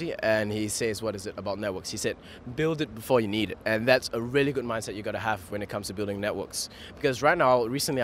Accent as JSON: {"language": "English", "country": "Singapore", "said": "I'm a Singaporean"}